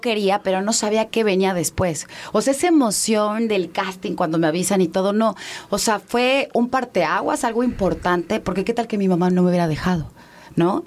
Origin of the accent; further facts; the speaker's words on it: Mérida, Yucatán, Mexico; moved away; also born or lived in Mexico City; Yo crecí en Mérida.